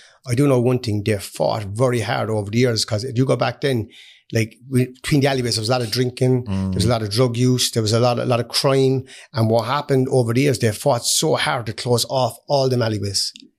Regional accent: Hollyhill, Munster, Ireland; I'm from Hollyhill. Grew up in Kilcairn Close, an amazing place. I loved it.

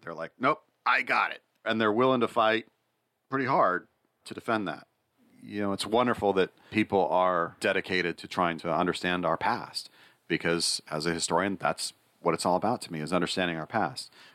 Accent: United States; I'm an American.

